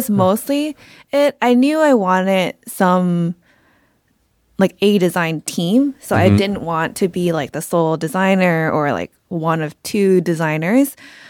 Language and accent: English; Bangkok, Thailand; also born or lived in Atlanta, United States; I am from Thailand, Bangkok, Thailand. Was actually born in Atlanta, Georgia. Moved back to Thailand, which is where my family's from, and grew up there.